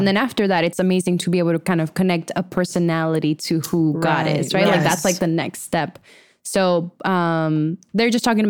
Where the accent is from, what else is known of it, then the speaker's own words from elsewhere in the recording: Venezuela; But we didn't have Lord Ram deities in Venezuela.